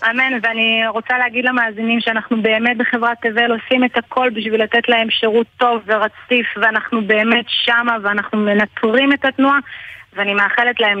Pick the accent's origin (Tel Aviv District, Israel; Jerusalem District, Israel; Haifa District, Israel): Jerusalem District, Israel; Jerusalem; את ההכשרה שלי קיבלתי בירושלים, אני מגיעה משם.